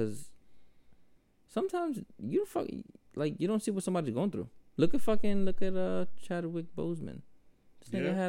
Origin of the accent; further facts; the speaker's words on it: Grenada; now in United States; growing up in Grenada